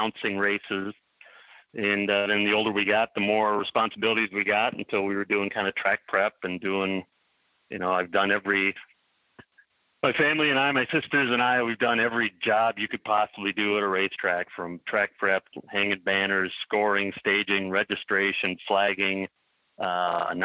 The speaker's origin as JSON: {"language": "English", "town": "Milwaukee", "region": "Wisconsin", "country": "United States", "tie": "born or raised there", "said": "born and raised in Milwaukee, lived here my whole life"}